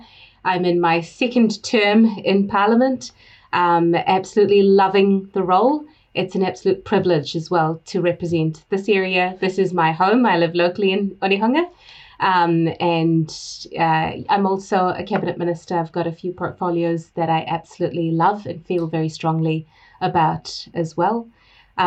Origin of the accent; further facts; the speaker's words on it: Singapore; moved away as an adult; also born or lived in India; now in New Zealand; I grew up in Singapore. I was there for, about 20 or so years. Went to school there, worked for a bit there.